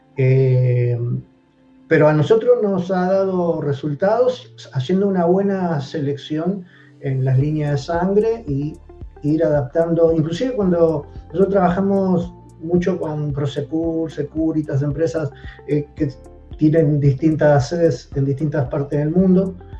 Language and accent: Spanish; Argentina